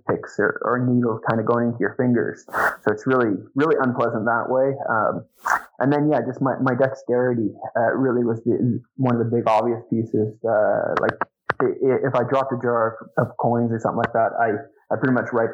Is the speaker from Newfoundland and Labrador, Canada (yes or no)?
no; Sherwood Park, Alberta, Canada; I born and raised in Sherwood Park, so just east of Edmonton, I guess. But I spent my entire life here